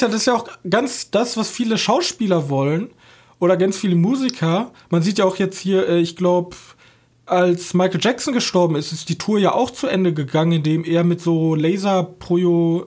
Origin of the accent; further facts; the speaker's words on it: Germany; wir als Deutsche